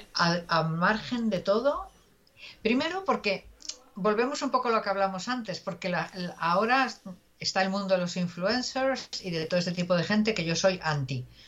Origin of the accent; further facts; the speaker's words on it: Galicia, Spain; somos gallegos